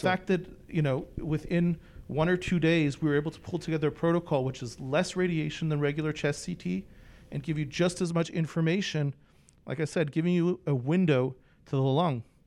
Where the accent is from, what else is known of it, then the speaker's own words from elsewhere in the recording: Toronto, Ontario, Canada; also born or lived in Philadelphia suburbs; now in Philadelphia, United States; I was born in Toronto